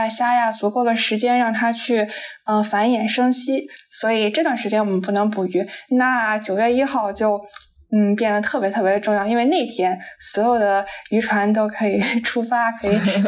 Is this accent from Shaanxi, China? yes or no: no; Qingdao, Shandong, China; 我来自山东青岛，是一个标准的。青岛小妹儿，青岛小妹儿，